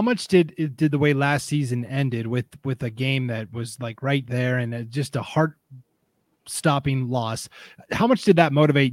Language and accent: English; Montana, United States; moved away as an adult; also born or lived in Havre, Montana; now in Idaho, United States; I grew up in Montana originally, and I lived for a time in Havre, Montana, where MSU Northern is